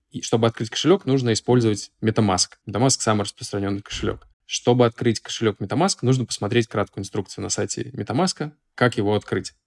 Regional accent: Saint Petersburg, Russia; я из Санкт-Петербурга

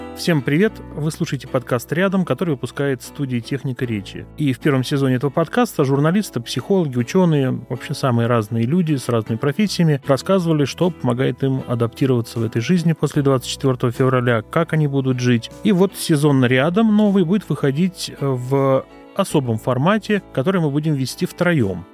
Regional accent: Gus-Khrustalny, Vladimir Oblast, Russia; я родился в Гусе Хрустально Владимирской области и жил совершенно спокойно, спокойной жизнью в учительской семье

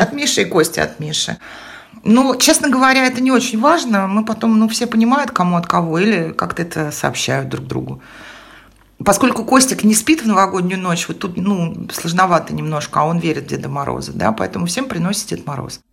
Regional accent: Estonia; moved away; also born or lived in Moscow; я в детстве жила в Эстонии

